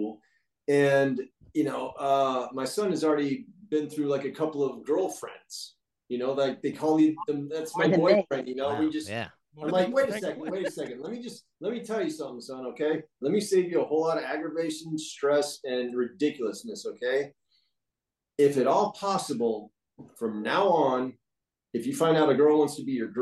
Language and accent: English; Destin, Florida, United States; where I grew up in Destin, Florida